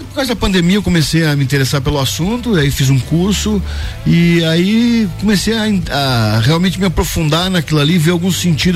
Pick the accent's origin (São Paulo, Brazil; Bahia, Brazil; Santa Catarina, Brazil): Santa Catarina, Brazil; Lages; tô morando em Lages, tô... Uhum. Aqui é minha terra